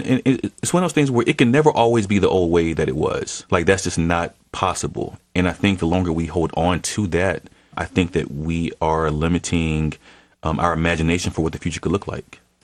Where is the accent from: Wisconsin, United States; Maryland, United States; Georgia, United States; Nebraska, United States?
Georgia, United States; Atlanta; my mom and dad weren't from here. So I'm a first generation Atlantean in my own house